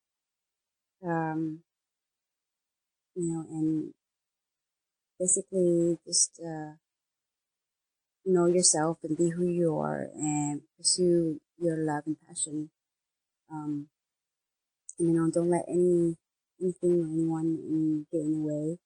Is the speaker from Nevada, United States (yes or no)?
no; California, United States; also born or lived in San Francisco; in my home state